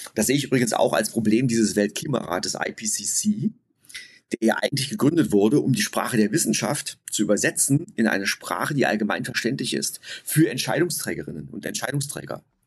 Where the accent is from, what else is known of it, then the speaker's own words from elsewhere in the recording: Germany; ich selbst komme auch aus einem kleinen Städtchen umgeben von vielen Wäldern. Ich bin in diesen Wäldern groß geworden